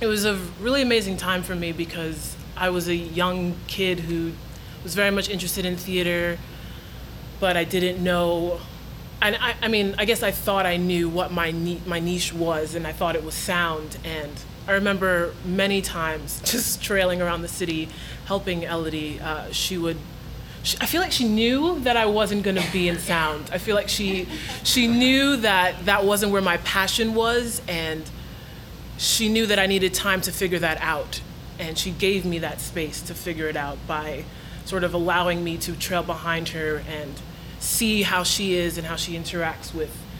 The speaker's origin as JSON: {"language": "English", "region": "New York", "country": "United States", "tie": "born or raised there", "said": "I grew up in New York, so, you know, Broadway, 42nd Street was just around the corner"}